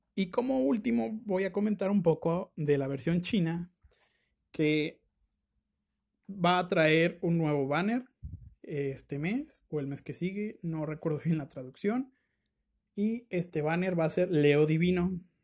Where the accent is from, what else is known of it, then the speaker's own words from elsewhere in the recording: Mexico; yo como mexicano